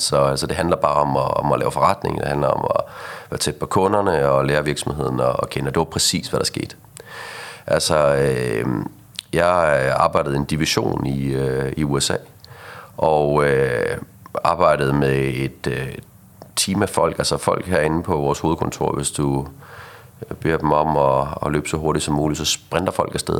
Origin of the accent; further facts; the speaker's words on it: Aarhus, Central Denmark Region, Denmark; accent: Aarhus dialect; now in Copenhagen, Denmark; jeg flyttede til, til København i sin tid fra, fra Aarhus af, som du sikkert kan høre på min, øh, øh på min dialekt her